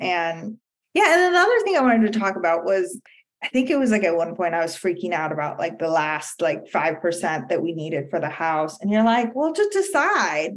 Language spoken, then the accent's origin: English; India; moved away; I grew up in India